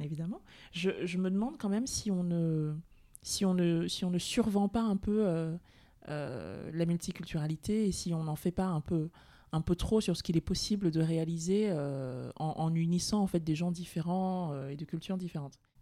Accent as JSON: {"language": "French", "country": "France", "also_born_or_lived": "Cameroon", "said": "je suis française et je suis camerounaise"}